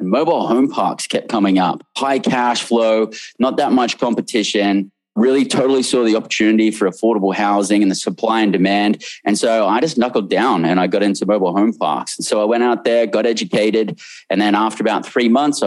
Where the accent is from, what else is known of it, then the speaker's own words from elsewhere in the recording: Australia; moved away as an adult; also born or lived in London, United Kingdom; now in United States; born and raised in Australia